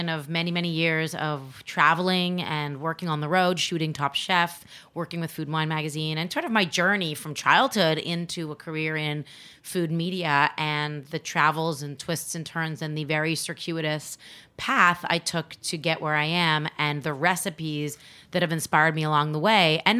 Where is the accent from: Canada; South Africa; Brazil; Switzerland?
Canada; I'm not actually American. I'm Canadian